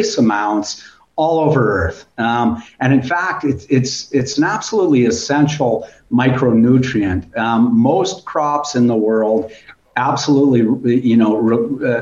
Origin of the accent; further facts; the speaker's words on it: Moose Jaw, Saskatchewan, Canada; now in Florence, Italy; Howard and I growing up in Moose Jaw.